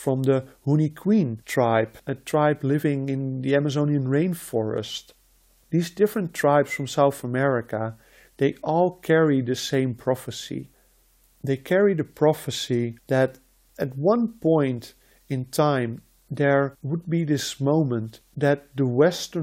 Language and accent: English; Netherlands; first language Dutch; English is a second language; I was born and I grew up in the Netherlands.